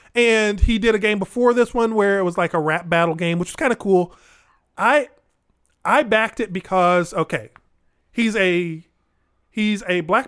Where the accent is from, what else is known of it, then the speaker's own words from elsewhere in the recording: Springfield, Illinois, United States; moved away as an adult; now in Chicago, United States; I'm not from Chicago. I'm from Springfield. I'm from Central Illinois. I've only been up here 20 years